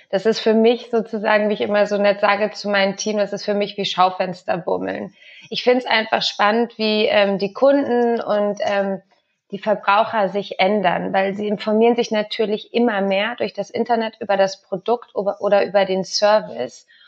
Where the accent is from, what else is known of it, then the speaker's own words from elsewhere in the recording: Spain; now in Berlin, Germany; Also ich bin in Spanien aufgewachsen, kann auch nur Deutsch wegen meiner Mutter.